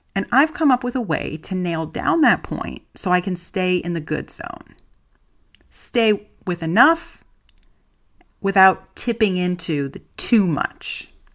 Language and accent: English; United States; moved away as an adult; now in Germany; I'm an American living in Germany